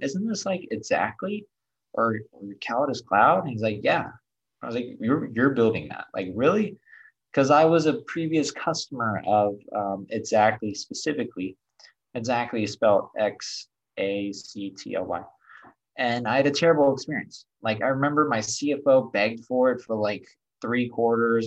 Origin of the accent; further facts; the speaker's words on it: Detroit, Michigan, United States; I was born in Detroit.